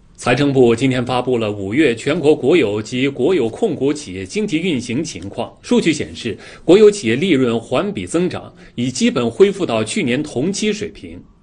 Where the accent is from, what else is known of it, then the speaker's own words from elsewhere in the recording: Hong Kong; 作为香港人